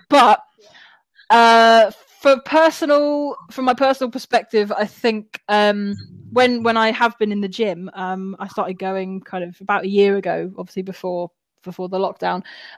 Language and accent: English; Wales, United Kingdom; born there; even though I don't sound like it, I was born in Wales, so I still support Wales.